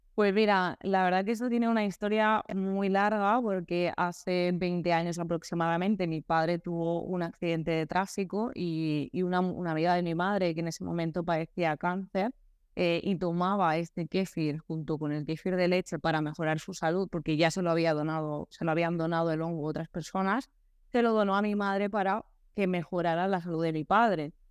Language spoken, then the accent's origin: Spanish; Altea, Valencian Community, Spain; en Altea, mi pueblo, un pueblo muy bonito